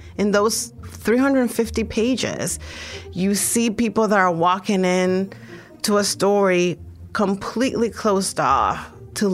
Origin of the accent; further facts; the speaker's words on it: Dominican Republic; I'm from the Dominican Republic